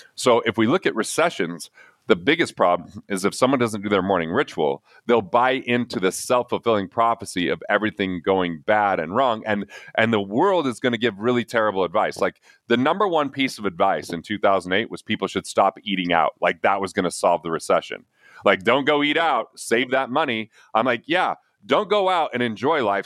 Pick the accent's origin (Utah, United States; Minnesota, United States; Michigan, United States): Utah, United States; Price; I grew up in Price, even though it's a coal mining, you know, blue collar